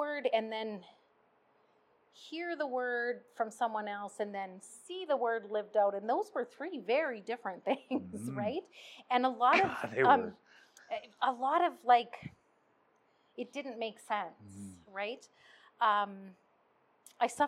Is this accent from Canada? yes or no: yes; Red Deer, Alberta, Canada; I was born in Red Deer.